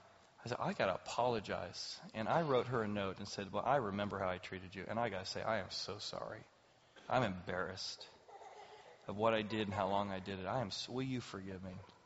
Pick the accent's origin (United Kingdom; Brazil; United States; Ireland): Ireland; and of course I'm angry. I'm Irish.